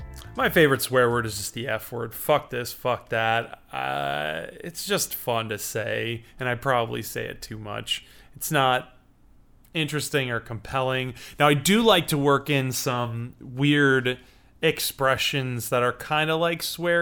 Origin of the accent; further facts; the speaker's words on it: Chicago, Illinois, United States; I'm a writer and a musician, and I'm from Chicago, Illinois.